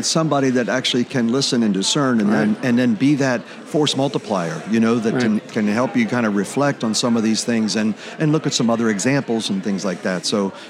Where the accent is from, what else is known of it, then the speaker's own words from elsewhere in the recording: Key West, Florida, United States; growing up in the Navy, growing up in Key West, but then growing up in the Navy